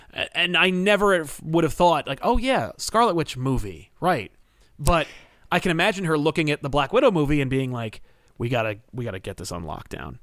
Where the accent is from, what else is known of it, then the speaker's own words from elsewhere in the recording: New Jersey, United States; I'm from New Jersey